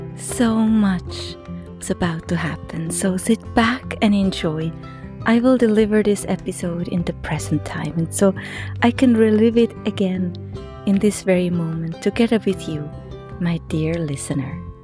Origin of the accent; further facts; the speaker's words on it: Texas, United States; We are from Texas